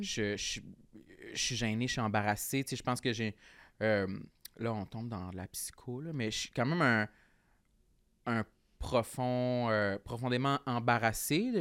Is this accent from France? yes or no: no; Gaspésie, Quebec, Canada; moved away as an adult; Ma première année d'université, quand j'ai quitté la Gaspésie pour aller à Québec